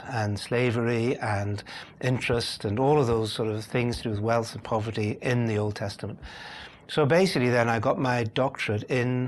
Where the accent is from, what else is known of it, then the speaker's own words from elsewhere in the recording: Belfast, Northern Ireland, United Kingdom; accent: Northern Irish; moved away as an adult; also born or lived in Cambridge, England / India; now in London, United Kingdom; the accent comes from Northern Ireland. That's where I was born and grew up. I'm a Belfast boy, really, by origins, although I now live in London in England. So I'm Irish, but not English, but living in Britain